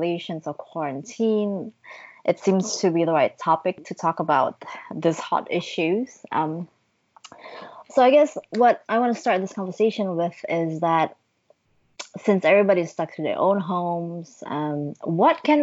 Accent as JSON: {"language": "English", "town": "Bandung", "region": "West Java", "country": "Indonesia", "tie": "born or raised there", "said": "I am right now in my hometown of Bandung, Indonesia."}